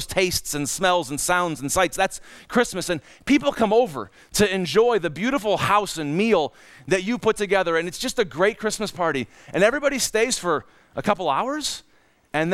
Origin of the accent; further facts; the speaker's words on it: Cleveland, Ohio, United States; moved away; also born or lived in Minnesota; in Cleveland, Ohio, we knew about winter and lake